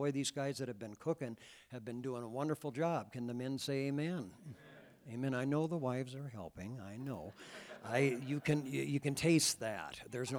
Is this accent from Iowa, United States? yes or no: yes; Iowa, United States; now in Wyoming, United States; You know, we came from Iowa, and so we're used to in April, generally it rains.